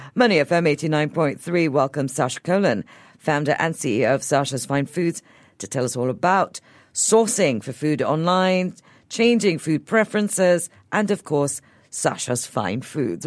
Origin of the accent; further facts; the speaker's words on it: Singapore; As a Singaporean